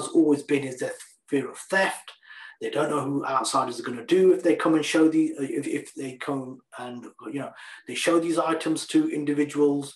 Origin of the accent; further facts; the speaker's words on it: Leicester, East Midlands, United Kingdom; I'm from Leicester, so we had the first Sikh museum